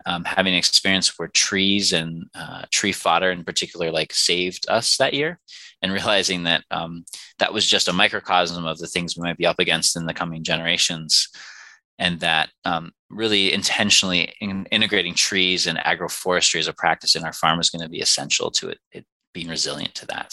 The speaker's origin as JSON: {"language": "English", "area": "Finger Lakes region", "region": "New York", "country": "United States", "said": "I hail from the Finger Lakes region in New York"}